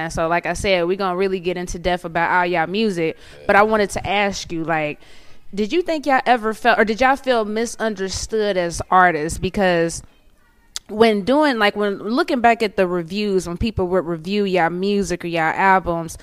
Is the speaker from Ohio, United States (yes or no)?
yes; Cincinnati, Ohio, United States; now in Atlanta, United States; I'm from Cincinnati, Ohio